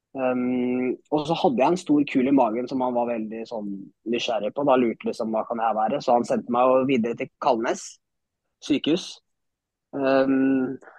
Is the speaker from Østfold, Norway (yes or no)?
yes; Moss, Østfold, Norway; er født og oppvokst i Moss